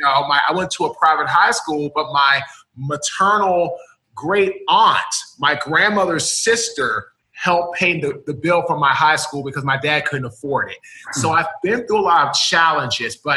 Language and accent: English; Washington, District of Columbia, United States; I'm from Washington, D.C. We were raised by a single father